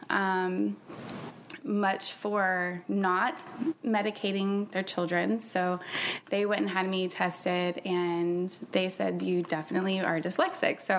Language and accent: English; Jackson, Mississippi, United States; born there; now in Florida, United States